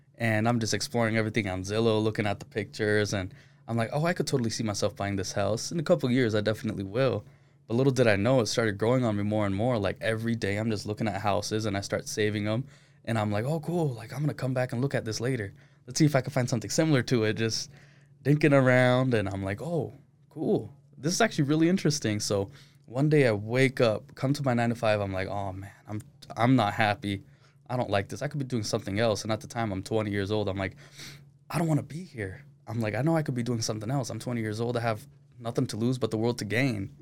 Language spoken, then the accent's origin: English; Utah, United States; Born and raised in Utah, but my parents are from Pakistan